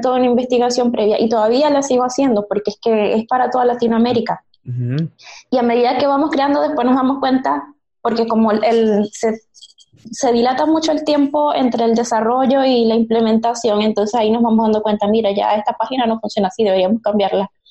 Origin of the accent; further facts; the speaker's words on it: Maracaibo, Zulia, Venezuela; moved away as an adult; now in Santiago, Chile; Me gradué en el 2013 en la Universidad del Zulia, en Maracaibo, mi ciudad natal